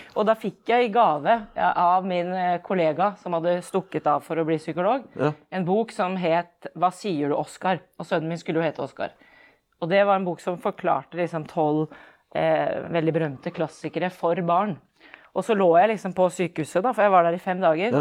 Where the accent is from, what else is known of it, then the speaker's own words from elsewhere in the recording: Oslo, Norway; also born or lived in Iceland / Fredrikstad; født og oppvokst i Oslo